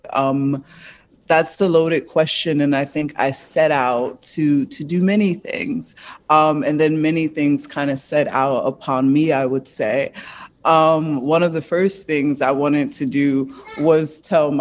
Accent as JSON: {"language": "English", "town": "Newark", "region": "New Jersey", "country": "United States", "said": "I come from Newark, New Jersey."}